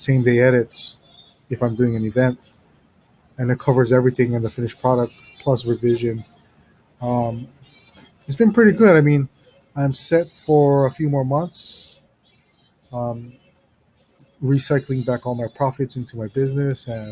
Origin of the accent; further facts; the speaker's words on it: Hawaii, United States; I'm from Hawaii